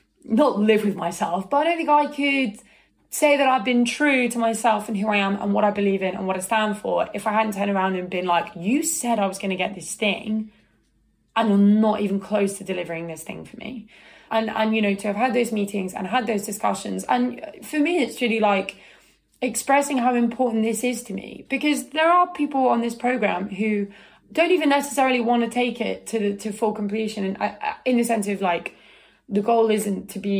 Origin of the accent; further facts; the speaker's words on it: United Kingdom; I'm British